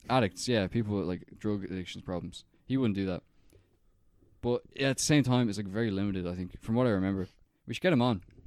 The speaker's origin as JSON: {"language": "English", "country": "Ireland"}